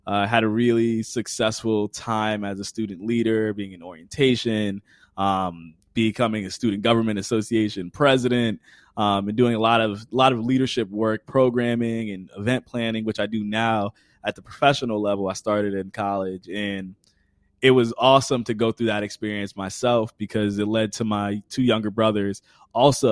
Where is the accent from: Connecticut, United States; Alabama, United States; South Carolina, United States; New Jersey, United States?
Connecticut, United States; I'm originally from Connecticut. I live in Connecticut now. I work at Quinnipiac University. Born and raised